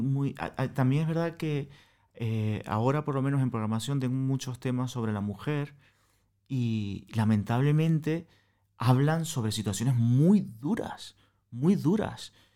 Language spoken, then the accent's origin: Spanish; Venezuela; accent: Venezuelan; moved away as an adult; now in Madrid, Spain; yo soy venezolano, como ya eh, os habéis dado cuenta por el acento